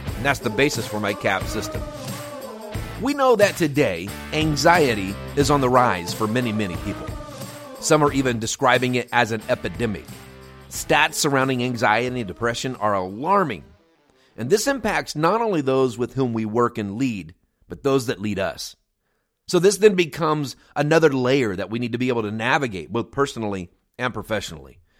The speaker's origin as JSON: {"language": "English", "country": "United States", "tie": "born or raised there", "also_born_or_lived": "near Chicago", "moved": "as an adult", "said": "the nonprofit that we lead here in my hometown"}